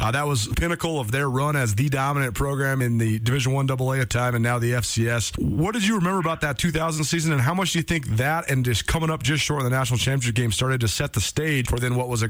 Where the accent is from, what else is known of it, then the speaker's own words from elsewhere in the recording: Missoula, Montana, United States; growing up in Missoula and going to games my whole life